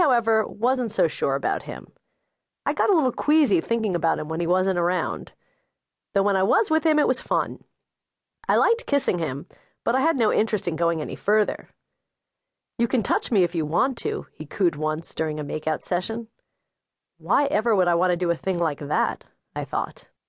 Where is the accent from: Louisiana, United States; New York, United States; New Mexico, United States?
New York, United States; New York City; I grew up in Bay Ridge, a neighborhood that, tragically, is best known for being the setting of Saturday Night Fever